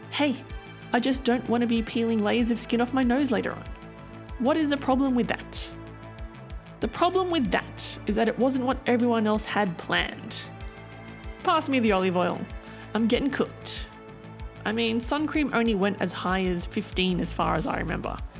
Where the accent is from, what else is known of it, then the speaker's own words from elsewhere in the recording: Australia; growing up in Australia in the 80s